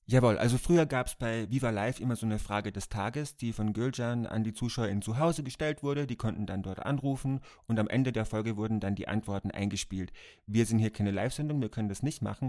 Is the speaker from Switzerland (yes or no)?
no; Austria; dass ich aus Österreich komme